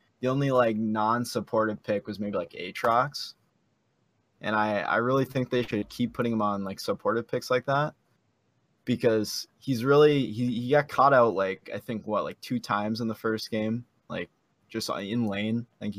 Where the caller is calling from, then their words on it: Detroit Lakes, Minnesota, United States; Just a fan. Detroit Lakes, Minnesota.